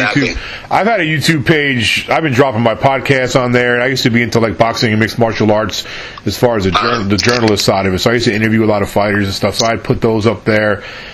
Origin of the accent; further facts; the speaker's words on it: New York, United States; moved away as an adult; also born or lived in California / Texas / Virginia; I'm from New York, originally.